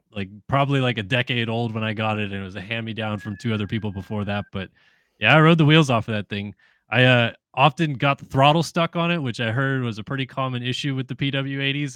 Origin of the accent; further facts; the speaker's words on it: San Diego, California, United States; moved away; I'm from San Diego originally